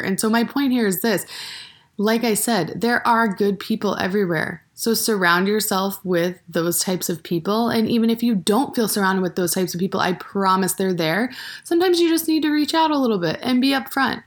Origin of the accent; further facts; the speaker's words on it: Maine, United States; moved away as an adult; now in Bozeman, United States; I went to high school in the state of Maine, and then I also went to college in the same town that I went to high school